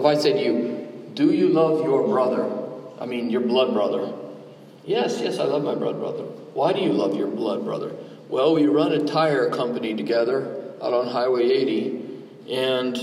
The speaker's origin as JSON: {"language": "English", "region": "Southeast Georgia", "country": "United States", "said": "I'm from Southeast Georgia"}